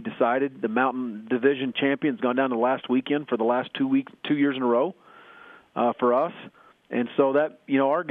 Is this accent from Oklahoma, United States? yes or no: yes; Oklahoma, United States; moved away; myself growing up in Oklahoma